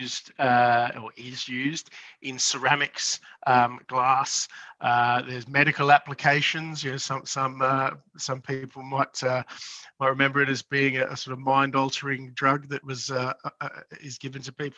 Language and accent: English; Brisbane, Queensland, Australia; also born or lived in Mount Isa; I'm originally from Brisbane